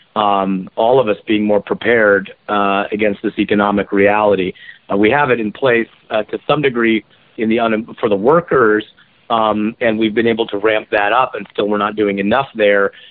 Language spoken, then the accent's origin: English; Kirkland, Washington, United States; also born or lived in Maryland; Kirkland, my hometown